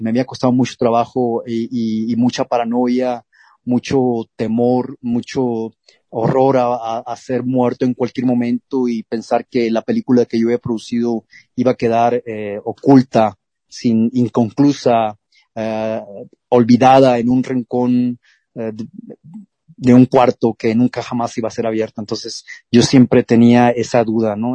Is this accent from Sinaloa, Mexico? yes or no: yes; Culiacán, Sinaloa, Mexico; En Culiacán, Sinaloa, de donde yo soy originario